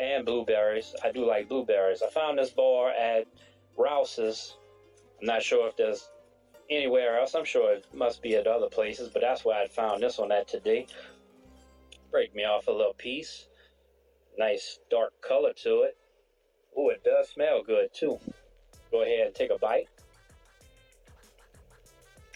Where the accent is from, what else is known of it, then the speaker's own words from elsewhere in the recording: Thibodaux, Louisiana, United States; I'm from Thibodaux, Louisiana